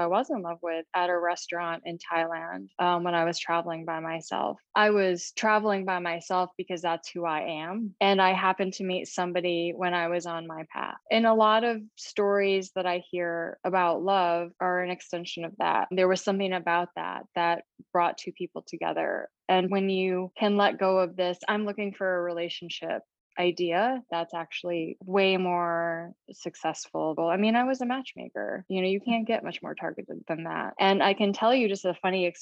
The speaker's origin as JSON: {"language": "English", "town": "East Lansing", "region": "Michigan", "country": "United States", "tie": "born or raised there", "also_born_or_lived": "England / Asia", "moved": "as an adult", "lives_now": "New York City, United States", "said": "growing up in East Lansing, Michigan"}